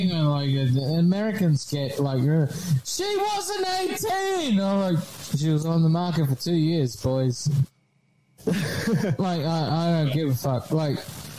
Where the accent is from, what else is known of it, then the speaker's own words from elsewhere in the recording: Australia; as an Australian